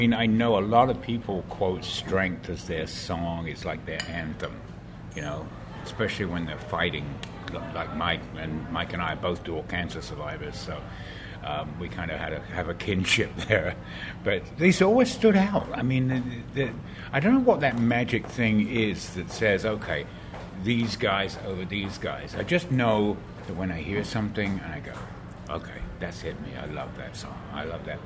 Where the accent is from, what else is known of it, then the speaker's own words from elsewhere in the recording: United Kingdom; now in San Diego, United States; being a Brit, expatriate Brit